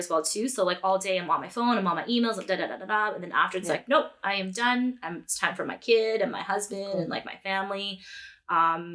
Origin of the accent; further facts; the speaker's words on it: Edmonton, Alberta, Canada; now in Peterborough; I was born and raised in Edmonton